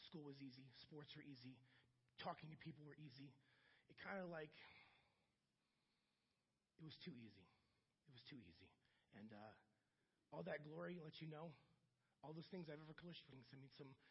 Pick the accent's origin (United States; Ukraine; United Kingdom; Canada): United States; Akron, Ohio; also born or lived in Puerto Rico; I grew up in Akron, Ohio, though, South Akron. And in Akron, it was basically like a black and white society.